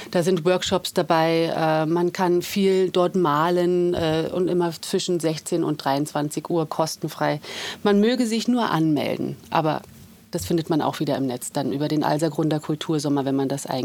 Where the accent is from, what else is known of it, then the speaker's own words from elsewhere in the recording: Berlin, Germany; now in Vienna, Austria; bin ursprünglich aus Berlin und seit 10 Jahren in Wien